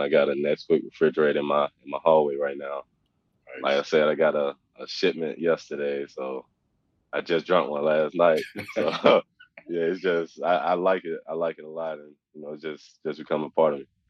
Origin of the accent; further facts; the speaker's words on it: Oxford, Mississippi, United States; I grew up in Oxford, so I'm 10 minutes down the street from uh, you know where I grew up